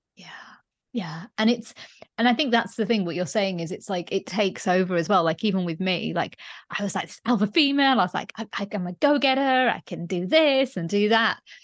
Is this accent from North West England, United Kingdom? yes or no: no; Leeds, Yorkshire and the Humber, United Kingdom; moved away as an adult; also born or lived in London; I studied my first degree in Leeds, um, which is my hometown, and then I moved to London